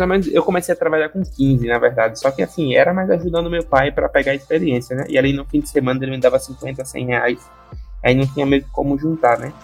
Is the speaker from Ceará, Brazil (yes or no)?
no; Maceió, Alagoas, Brazil; minha infância é aqui em Maceió, sou daqui de natural daqui de Maceió, Lagoas